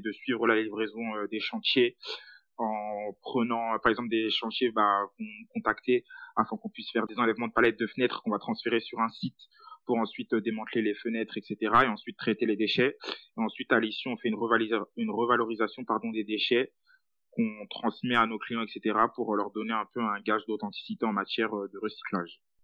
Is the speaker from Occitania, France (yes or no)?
no; Île-de-France, France; je suis originaire de banlieue